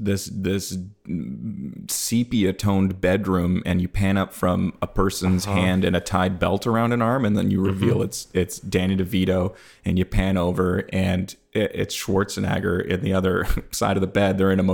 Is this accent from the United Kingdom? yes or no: no; Canada; Cool. I'm from Canada. I'll tell you a couple things.